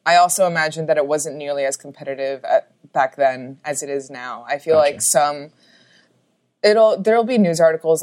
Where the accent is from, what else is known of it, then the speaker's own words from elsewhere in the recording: New York City, New York, United States; also born or lived in Los Angeles, California; I was born and raised in New York City.